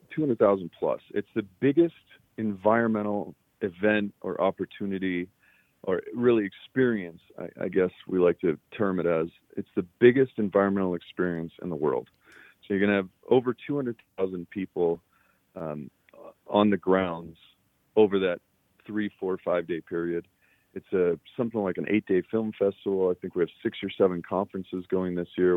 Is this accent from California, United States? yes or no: no; Boulder, Colorado, United States; I was born in Boulder, Colorado